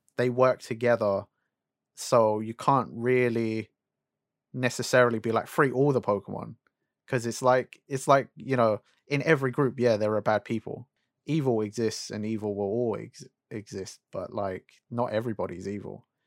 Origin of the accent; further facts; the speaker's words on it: United Kingdom; we're British